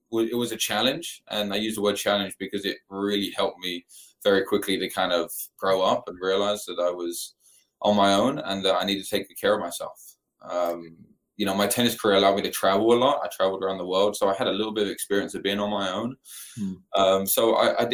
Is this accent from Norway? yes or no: no; United Kingdom; moved away as an adult; also born or lived in Mississippi State / Memphis, Tennessee / Florida; now in Tallahassee, United States; I grew up in London, England, just outside of London